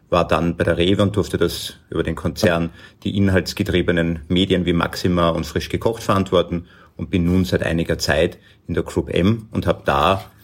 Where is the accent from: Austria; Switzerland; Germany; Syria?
Austria; Lower Austria; now in Vienna, Austria; ich komme aus dem wunderschönen Niederösterreich, lebe aber schon sehr lange in Wien